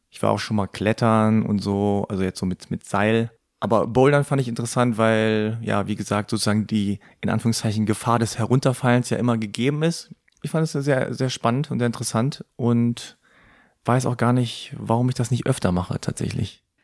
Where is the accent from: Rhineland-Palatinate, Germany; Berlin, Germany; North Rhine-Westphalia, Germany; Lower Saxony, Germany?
Lower Saxony, Germany; Hanover; meine Eltern kommen aus Korea, aber ich bin in Hannover geboren und aufgewachsen